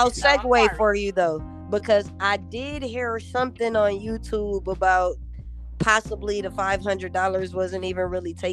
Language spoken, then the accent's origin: English; New Orleans, Louisiana, United States; now in Atlanta, United States; I'm from New Orleans.